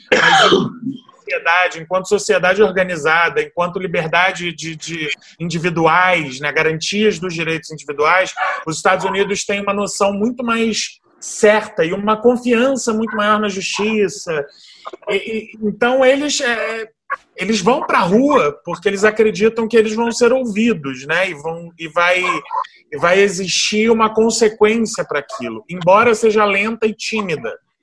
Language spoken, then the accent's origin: Portuguese; Brazil